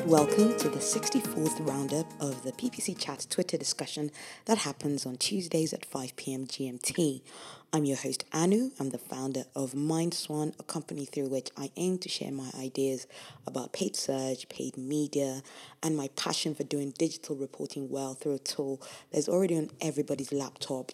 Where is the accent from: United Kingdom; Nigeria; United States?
Nigeria; moved away; I'm from Nigeria